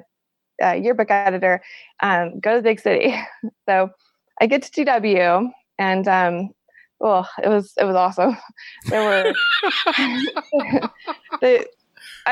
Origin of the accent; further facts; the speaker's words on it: Lincoln, Nebraska, United States; also born or lived in Texas / Palmyra, Nebraska; I grew up in Lincoln, Nebraska, which is a medium-sized city right in the Midwest, capital city